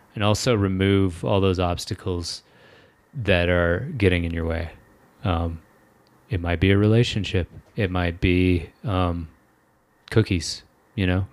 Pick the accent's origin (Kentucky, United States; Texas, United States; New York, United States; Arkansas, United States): Kentucky, United States; I'm from Kentucky and, like, people drive trucks there